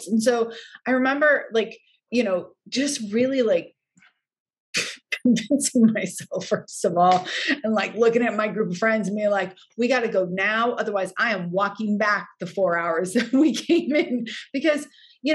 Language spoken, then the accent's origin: English; Hawaii, United States; moved away; I was also from Hawaii.